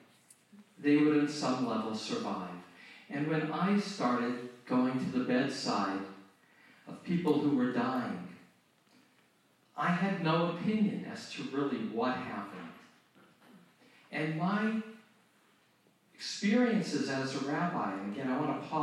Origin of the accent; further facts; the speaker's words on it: Phoenix, Arizona, United States; moved away; also born or lived in Tustin, California; my hometown. I was born in Phoenix